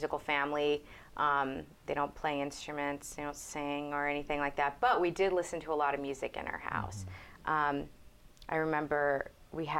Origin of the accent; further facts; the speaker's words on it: Dallas, Texas, United States; moved away as an adult; also born or lived in Houston, Texas / Austin, Texas; now in New York, United States; I was born in Houston, and then we moved to Dallas when I was probably about 9-ish. And then I moved to Austin to go to college and stayed there for a while, but my family still lives in Dallas, so I guess I'm considered a Dallasite